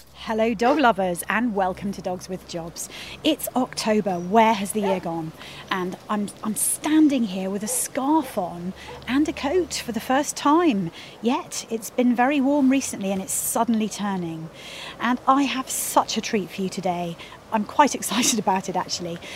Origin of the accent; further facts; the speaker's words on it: Petersfield, South East England, United Kingdom; I'm from Petersfield